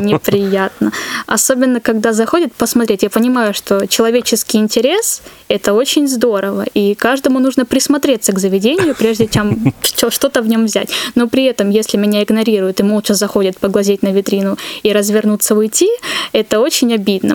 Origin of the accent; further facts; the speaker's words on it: Pyatigorsk, Stavropol Krai, Russia; moved away; в Пятигорске, откуда я родом